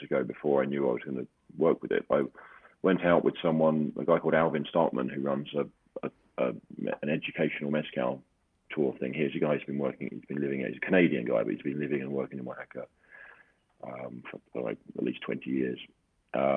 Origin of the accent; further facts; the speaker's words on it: London, United Kingdom; I'm from London and I live in London